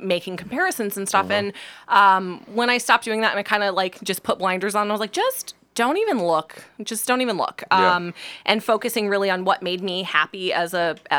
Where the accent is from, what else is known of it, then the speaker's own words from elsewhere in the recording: Alaska, United States; now in Ohio, United States; I'm from Alaska.